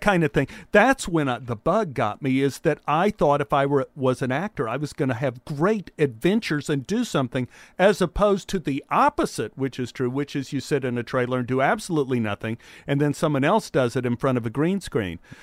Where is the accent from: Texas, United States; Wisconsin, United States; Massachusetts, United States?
Texas, United States; Dallas; back in the time when I grew up in Dallas